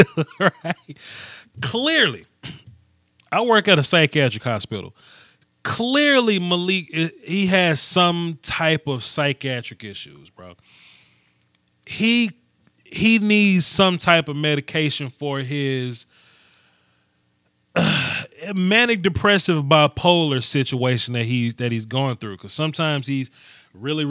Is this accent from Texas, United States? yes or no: no; Natchez, Mississippi, United States; I'm from Natchez, 100%